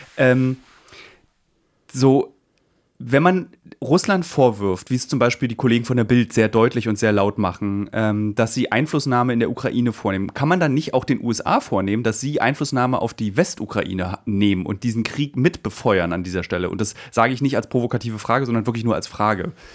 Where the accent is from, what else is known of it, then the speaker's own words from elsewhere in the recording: East Germany, Germany; meine Kindheit in der DDR